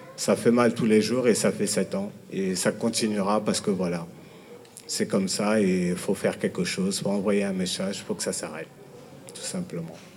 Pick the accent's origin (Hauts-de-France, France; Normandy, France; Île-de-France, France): Île-de-France, France; Villiers-le-Bel; je viens de Ville-Belle